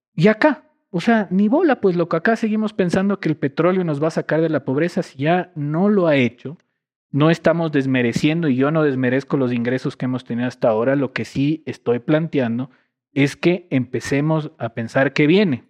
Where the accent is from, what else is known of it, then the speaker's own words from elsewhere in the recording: Quito, Pichincha, Ecuador; moved away as an adult; also born or lived in Ibarra; Toda mi vida, antes de, de, que me fui del país por, por estudios, crecido en Cotocollao